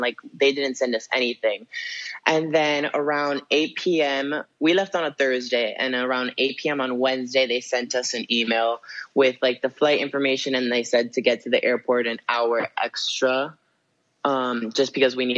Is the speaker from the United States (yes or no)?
yes; Miami, Florida, United States; now in Los Angeles, United States; I'm from Miami